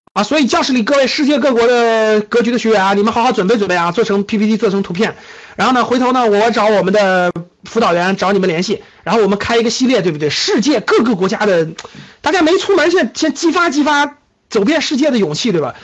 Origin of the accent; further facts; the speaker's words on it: China; 我们中国人民这么勤劳的加班，这么勤劳的工作的时候